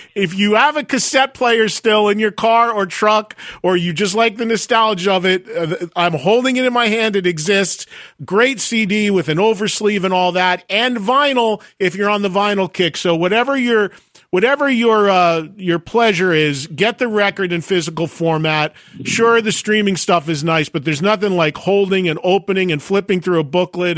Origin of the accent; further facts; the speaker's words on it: New Jersey, United States; I'm from New Jersey